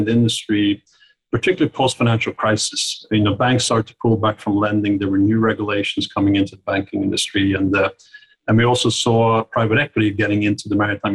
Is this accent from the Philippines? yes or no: no; Oslo, Norway; moved away as an adult; now in Greenwich, United States; I was born and grew up in Oslo, Norway